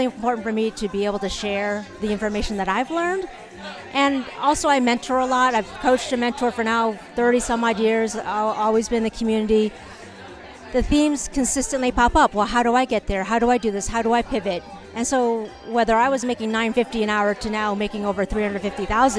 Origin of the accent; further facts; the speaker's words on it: United States; being Asian American, yep. Chinese American